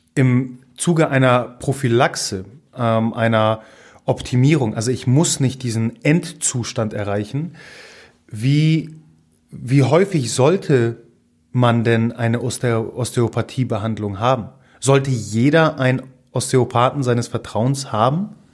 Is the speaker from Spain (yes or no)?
no; Gdynia, Pomeranian Voivodeship, Poland; first language Polish; German is a second language; moved away; Also ich komme ja aus Gdynia